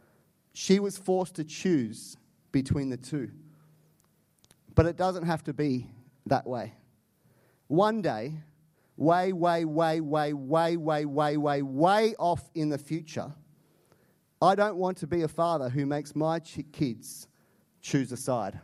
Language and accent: English; Canada; I'm Canadian